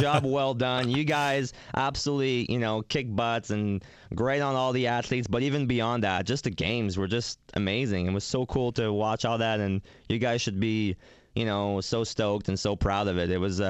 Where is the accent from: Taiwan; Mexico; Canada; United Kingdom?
Canada; we're from Canada, and honestly, in the winter, it's insane here. It's like minus 25, minus 35 Celsius.